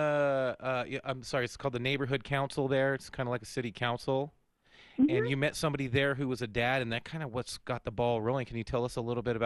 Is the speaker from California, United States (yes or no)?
yes; California, United States; I grew up in California